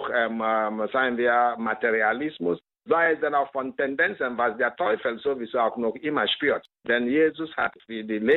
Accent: Nigeria; Bei uns in Nigeria ist es die Einheit des Christen, was wir von den Aposteln empfangen haben. Wir haben viel verloren, viel Armut gibt es im Lande, viel Armut verbreitet, ein reiches Land, aber immerhin gibt es Armut.

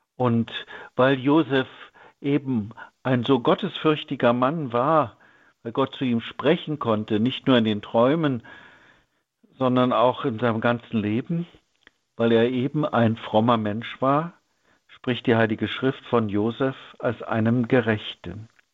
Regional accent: Germany; In meiner Kindheit in der DDR hörte ich in der Schule

